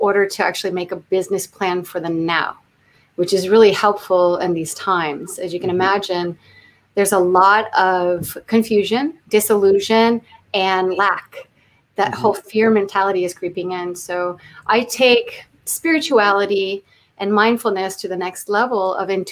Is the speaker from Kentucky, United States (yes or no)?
no; South Florida, United States; moved away as an adult; also born or lived in Homestead, Florida / Miami; now in Los Angeles, United States; I'm from Florida, South Florida. I went through Hurricane Andrew, so that moved me up to Central Florida